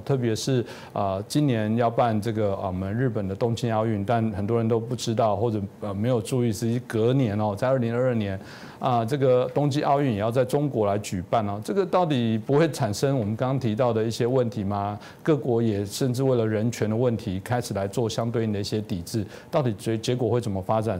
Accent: Taiwan; 我可能在这个自由台湾长大

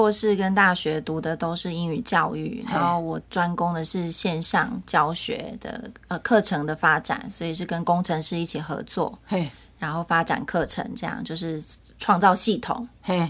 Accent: Taiwan; moved away; also born or lived in Hawaii; 我是闽南人。

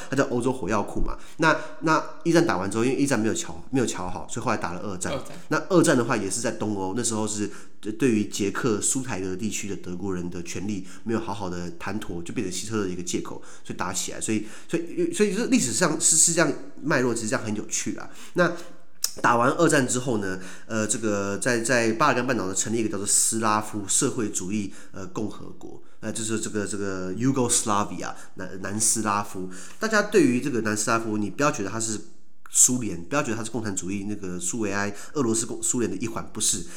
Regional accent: Taiwan; 就是我们台湾

